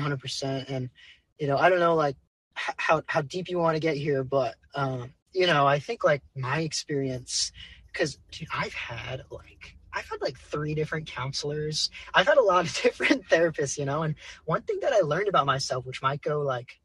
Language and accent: English; California, United States; I would probably have to go to my home, like my hometown amphitheater where I see most of my concerts, which is Shoreline Amphitheater.